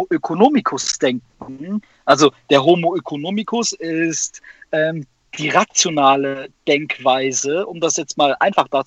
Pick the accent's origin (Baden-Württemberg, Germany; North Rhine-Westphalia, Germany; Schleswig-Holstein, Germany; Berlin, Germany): North Rhine-Westphalia, Germany; Neunkirchen; in Neunkirchen, da wo ich herkomme, ländlich. Neunkirchen, Siegen, Nordrhein-Westfalen.